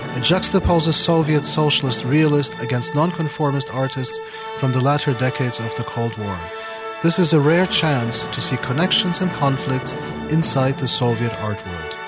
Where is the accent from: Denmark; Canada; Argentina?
Argentina; now in United States; I come from Argentina